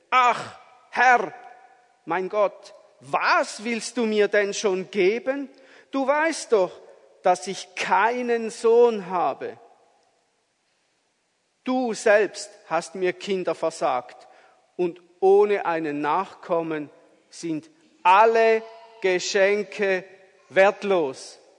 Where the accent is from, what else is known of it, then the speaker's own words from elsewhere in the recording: Appenzell, Switzerland; als ich ein Bub war, da hat es noch so Winter gegeben mit viel Schnee im Appenzellerland, wo ich aufgewachsen bin.